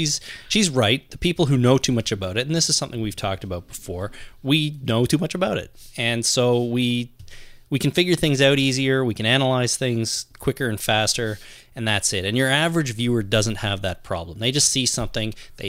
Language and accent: English; Canada; We're Canadian, we're different.